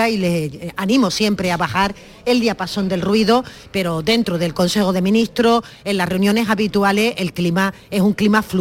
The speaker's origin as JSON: {"language": "Spanish", "region": "Andalusia", "country": "Spain", "said": "Bueno, pues entonces ahí creo yo que es muy importante que nosotros nos expresemos como andaluces y tengamos la capacidad de sentirnos orgullosos"}